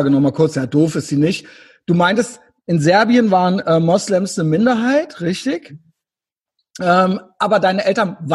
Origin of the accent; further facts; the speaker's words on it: Rhineland, Germany; Ich bin ein bisschen älter als du, aber ich bin im Rheinland aufgewachsen, nicht direkt in Köln. Ja, ich wohne schon lange hier